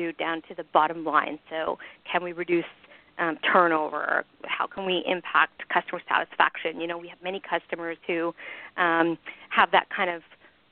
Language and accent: English; Canada; moved away; I'm originally Canadian